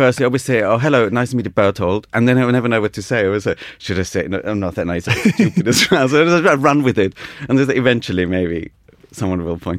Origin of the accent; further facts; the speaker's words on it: United Kingdom; I'm a British student, so I obviously know what I'm doing. So this is a very new thing for them. Everyone else was Italian.